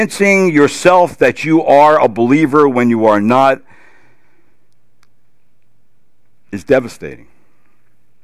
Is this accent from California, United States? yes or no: no; New Jersey, United States; I'm from New Jersey.